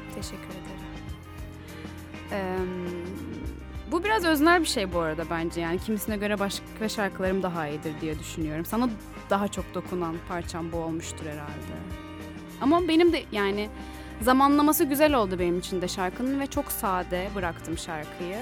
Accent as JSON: {"language": "Turkish", "region": "İzmir", "country": "Turkey", "said": "bir İzmirli olarak"}